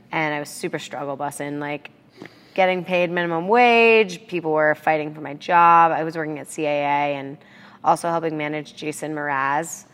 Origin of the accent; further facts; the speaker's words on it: Aspen, Colorado, United States; moved away as an adult; also born or lived in San Francisco, California; I grew up in Aspen, Colorado